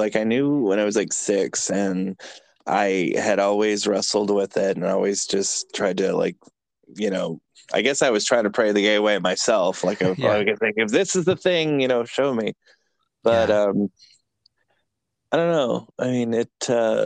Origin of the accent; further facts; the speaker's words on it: east of San Francisco, California, United States; moved away as an adult; also born or lived in Chattanooga, Tennessee; now in Atlanta, United States; I'm from California originally, but I'm from like 45 minutes out east of San Francisco